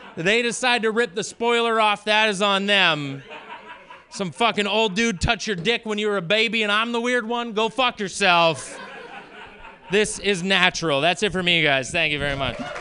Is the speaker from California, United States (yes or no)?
no; Maine, United States; moved away; also born or lived in Portland; I was born and raised at a farm in Maine and homeschooled for many years.